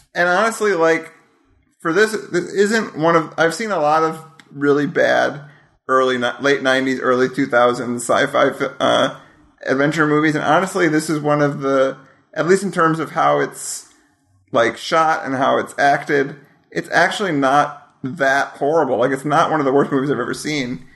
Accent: Wisconsin, United States; I am from Wisconsin.

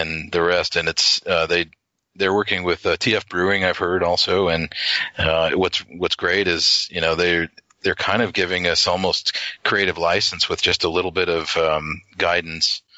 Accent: Washington, District of Columbia, United States; also born or lived in Ohio / New Jersey; now in Utah, United States; I moved away when I was six. So, you know, I have some vague memories of it, but went to New Jersey, but then ended up growing up more or less, I would say, in Washington, D.C. more than anything

